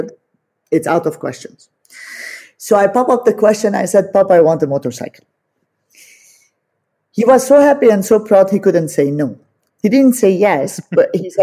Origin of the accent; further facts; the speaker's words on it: Beirut, Beirut Governorate, Lebanon; first language Armenian; English is a second language; I grew up in Beirut